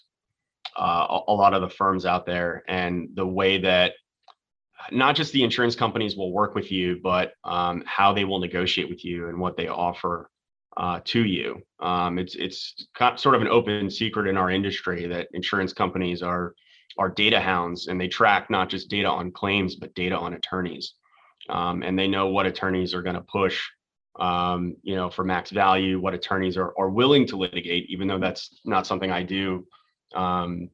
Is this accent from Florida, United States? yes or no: yes; Tampa, Florida, United States; also born or lived in Washington, D.C. / Jupiter, Florida; I'm actually a Florida boy, born and raised. I was born in Tampa, was there until I went to college